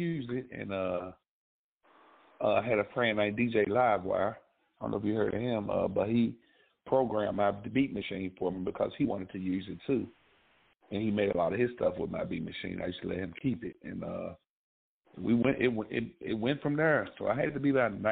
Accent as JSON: {"language": "English", "town": "Memphis", "region": "Tennessee", "country": "United States", "said": "I was from Frasier."}